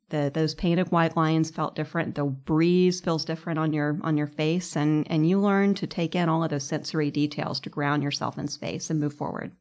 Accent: Charlotte, North Carolina, United States; I grew up in Charlotte and was at soccer practice my junior year of high school

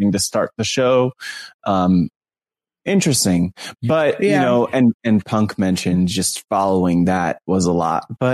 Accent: New Jersey, United States; I'm from North Jersey

